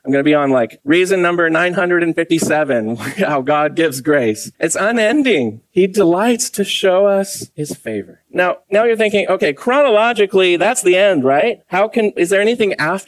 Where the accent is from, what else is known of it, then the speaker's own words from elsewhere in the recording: Santa Cruz, California, United States; I'm from Santa Cruz